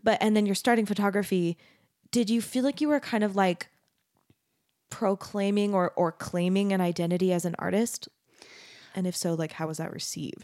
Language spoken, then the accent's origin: English; Arizona, United States; moved away as an adult; also born or lived in Texas; I grew up in Arizona